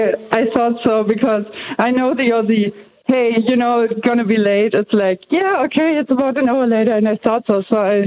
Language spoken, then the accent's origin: English; Germany; from Germany